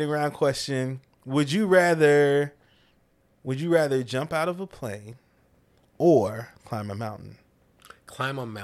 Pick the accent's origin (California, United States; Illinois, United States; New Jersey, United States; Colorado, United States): California, United States; born there; also born or lived in Livorno, Italy; I was born in California.